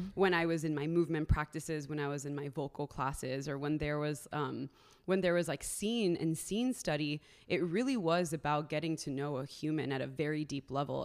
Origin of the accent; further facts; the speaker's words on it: Miami, Florida, United States; moved away; originally, I'm from Miami, Florida. Uh, I am Colombian, so I'm first generation American